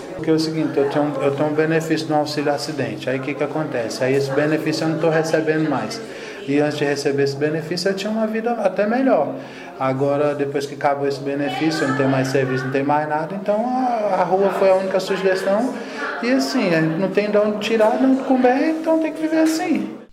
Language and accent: Portuguese; Fortaleza, Ceará, Brazil; moved away as an adult; now in Brasília, Brazil; Eu sou cearense, sou de Fortaleza. Vim para trabalhar em Brasília